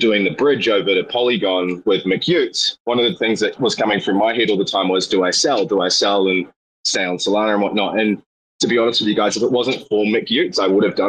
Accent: New Zealand; I'm from New Zealand

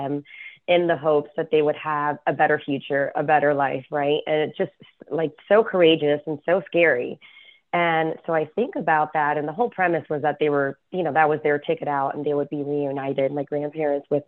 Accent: Miami, Florida, United States; moved away as an adult; also born or lived in New York City; I was 80s, 90s gal growing up in Miami. And so, yeah, a couple things. You know, I think, so I'm originally from Miami, and I was born to Cuban immigrant parents

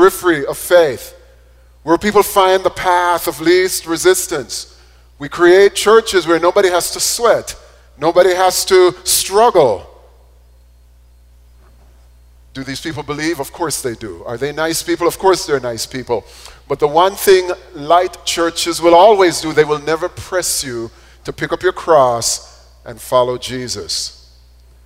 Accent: Jamaica; When I was growing up in Jamaica

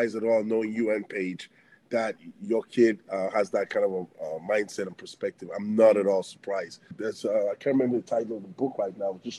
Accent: Benin City, Edo, Nigeria; also born or lived in Antwerp, Belgium / London, England / Arizona, United States; now in Canada; growing up in Africa in that kind of an environment

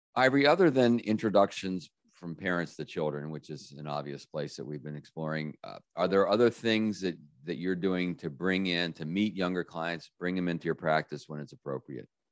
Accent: Washington, District of Columbia, United States; my hometown, uh, beautiful Washington, D.C.

